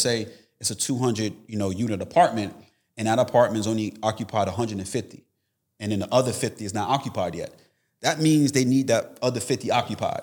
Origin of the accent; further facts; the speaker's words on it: Tampa, Florida, United States; I'm actually here from Florida, Tampa, Florida